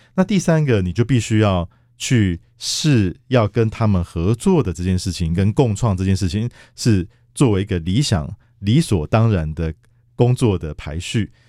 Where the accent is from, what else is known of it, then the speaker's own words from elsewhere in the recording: Kaohsiung, Taiwan; 我本身是高雄人啊